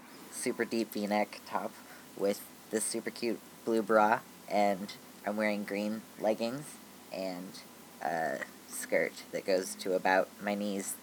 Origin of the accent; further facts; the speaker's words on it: United States; I am a genderqueer, transmasculinish ish American person